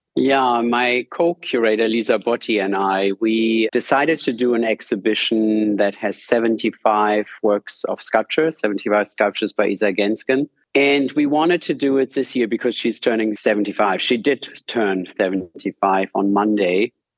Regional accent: Germany; accent: German American; English is a second language; moved away as an adult; also born or lived in New York, United States; now in Berlin, Germany; my German American accent

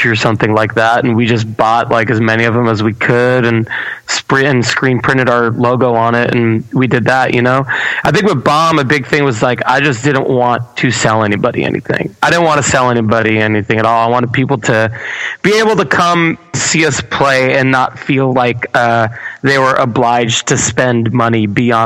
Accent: Baldwin, New York, United States; I'm born and raised in Baldwin, New York

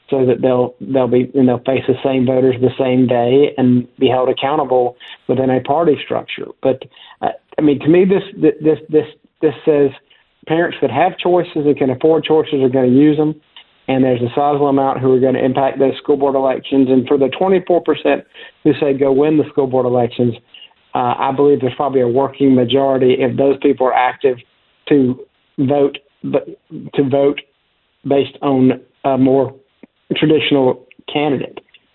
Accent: South Carolina, United States; I grew up in South Carolina, and I always remember we're in the media market for North Carolina

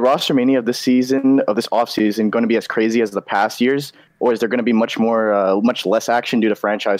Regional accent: Montreal, Quebec, Canada; I'm actually from Canada, bro. Montreal.

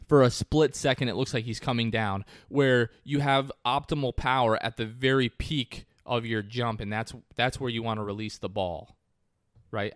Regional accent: New Jersey, United States; I'm from New Jersey

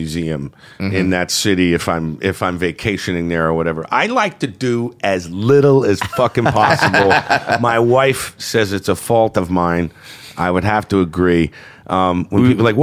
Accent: Plainfield, New Jersey, United States; I was in Plainfield, New Jersey, my hometown

